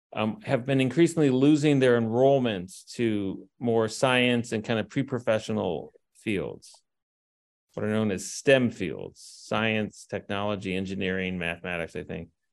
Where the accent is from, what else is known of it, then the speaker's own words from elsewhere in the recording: Detroit, Michigan, United States; I'm from southeastern Michigan. I grew up in Detroit, Michigan.